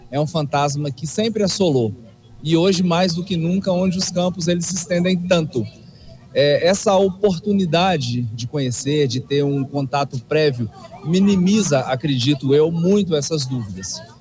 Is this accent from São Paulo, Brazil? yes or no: no; Tarumirim, Minas Gerais, Brazil; eu sou de Tarumirim